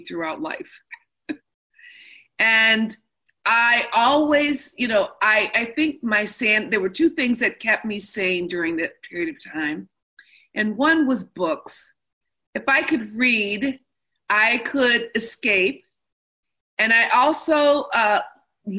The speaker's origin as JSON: {"language": "English", "region": "Midwest", "country": "United States", "also_born_or_lived": "Chicago", "moved": "yes", "lives_now": "California, United States", "said": "I'm from the Midwest"}